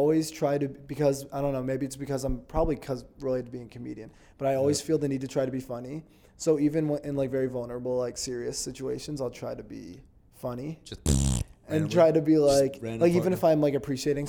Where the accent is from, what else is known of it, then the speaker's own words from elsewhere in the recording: Connecticut, United States; People think that I'm just from Californian. And I'm from Connecticut.